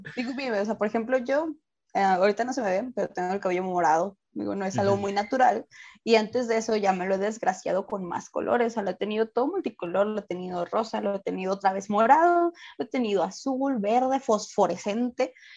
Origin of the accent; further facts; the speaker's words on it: Ciudad Juárez, Chihuahua, Mexico; tengo pues muchos compañeros que pues no son de aquí